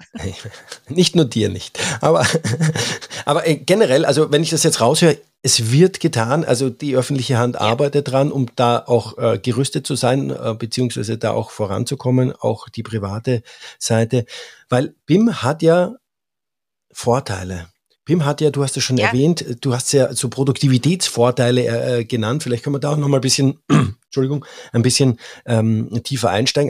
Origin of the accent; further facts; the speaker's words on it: Austria; als Österreicher